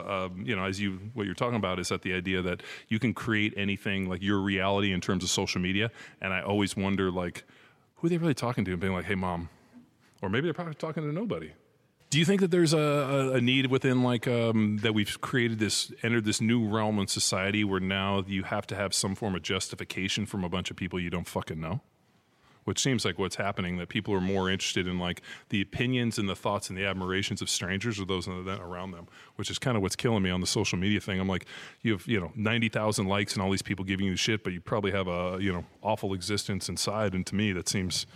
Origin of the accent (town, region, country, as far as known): California, United States; born or raised there